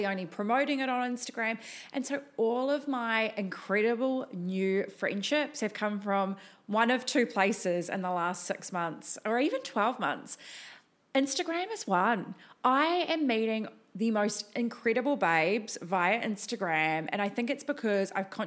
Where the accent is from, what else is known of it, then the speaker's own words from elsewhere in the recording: New Zealand; moved away as an adult; now in Gold Coast, Australia; I have a little bit of an accent, and I am originally from New Zealand.